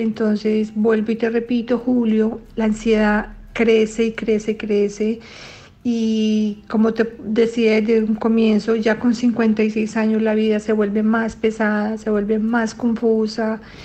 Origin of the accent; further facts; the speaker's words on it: Colombia; moved away as an adult; now in Brussels, Belgium; soy colombiana, pero vivo hace muchísimos años en Bruselas, Bélgica